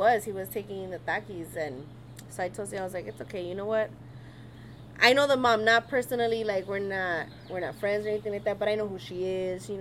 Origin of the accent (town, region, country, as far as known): Los Angeles, California, United States; born or raised there